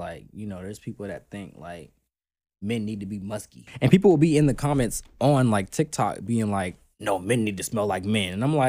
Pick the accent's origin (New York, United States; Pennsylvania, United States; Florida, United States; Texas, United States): Florida, United States; I'm from Florida, so I've lived a little bit of everywhere. I've lived in a lot of cities in Florida because we moved around a lot for mm-hmm. My parents' work. But I consider myself a South Floridian